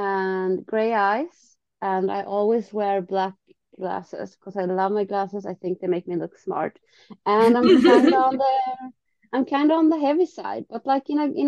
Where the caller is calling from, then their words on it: Skåne, Sweden; English is a second language; I'm calling you from Sweden.